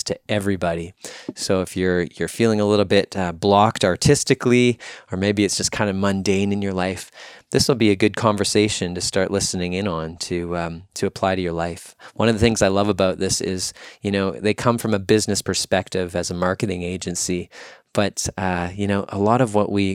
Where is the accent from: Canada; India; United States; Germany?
Canada; Winnipeg, Manitoba; my hometown of Winnipeg